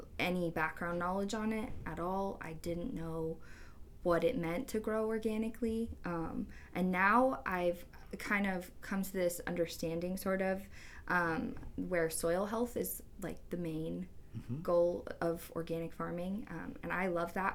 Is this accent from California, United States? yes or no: yes; Turlock, California, United States; moved away as an adult; now in San Luis Obispo, United States; I'm originally from Turlock, which is in the Central Valley of California